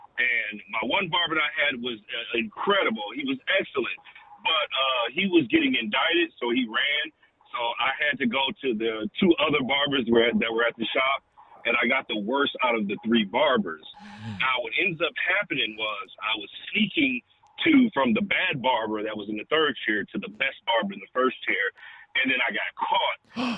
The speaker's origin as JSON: {"language": "English", "town": "Detroit", "region": "Michigan", "country": "United States", "moved": "yes", "lives_now": "Atlanta, United States", "said": "I'm from Detroit, but I moved to Atlanta, and I had to get a barber. And I am a black"}